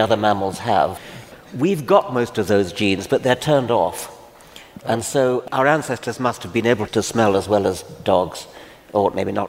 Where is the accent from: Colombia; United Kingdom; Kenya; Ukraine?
Kenya; I was born in Kenya.